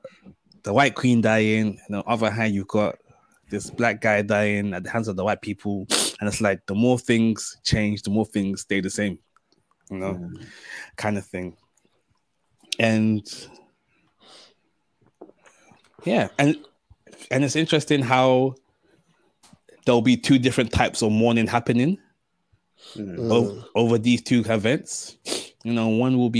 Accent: London, United Kingdom; as black men, you know, growing up in London

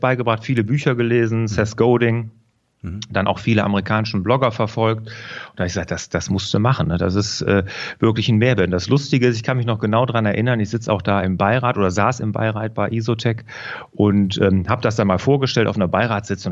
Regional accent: Rhineland, Germany; also born or lived in Aachen; ich bin äh, ja hier im Rheinland groß geworden

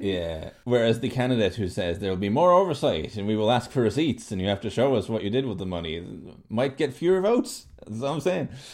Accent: Norway; I grew up in Norway

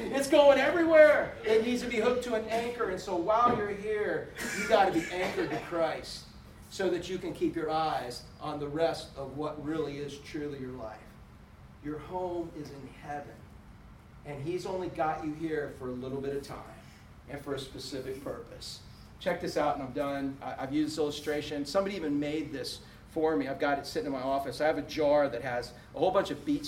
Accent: Orlando, Florida, United States; moved away as an adult; growing up in Orlando, watching it go from a cow town to what it is, before we left 15 years ago

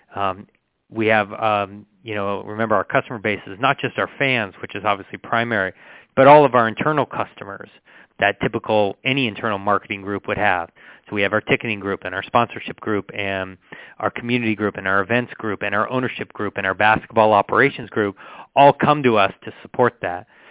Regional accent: San Diego, California, United States; also born or lived in Berkeley; I grew up in San Diego, went to school at Berkeley

